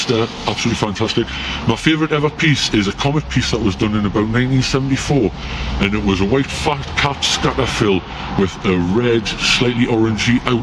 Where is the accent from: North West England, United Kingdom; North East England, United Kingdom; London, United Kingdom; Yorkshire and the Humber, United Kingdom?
North East England, United Kingdom; Newcastle upon Tyne; also born or lived in Peterlee, County Durham; Moved to Newcastle when I was about 9, 10 years old. I moved from Durham